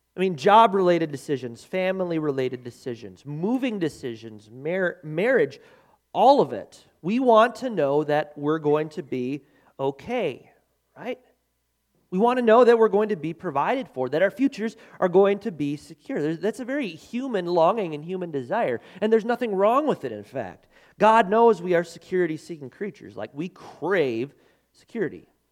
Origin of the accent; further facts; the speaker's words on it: United States; I love being an American. I love America. Man, I am a proud American citizen.